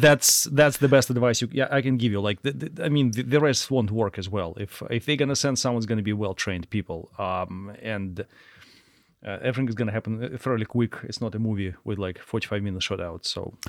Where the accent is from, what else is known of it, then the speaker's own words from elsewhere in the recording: Russia; moved away as an adult; now in United States; we are from Russia and trained by Russians